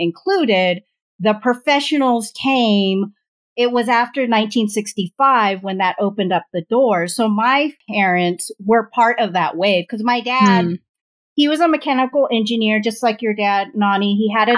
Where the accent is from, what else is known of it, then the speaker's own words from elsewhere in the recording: Orange County, California, United States; I was born in and raised in Orange County